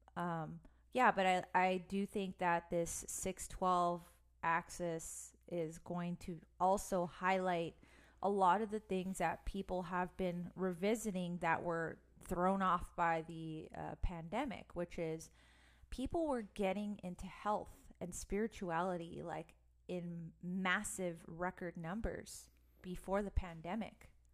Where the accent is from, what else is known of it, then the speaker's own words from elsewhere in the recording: Los Angeles, California, United States; I'm from Los Angeles